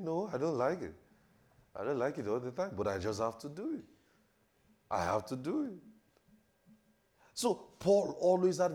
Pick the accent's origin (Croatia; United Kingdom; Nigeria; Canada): Nigeria; Ekiti; I'm from Ekiti.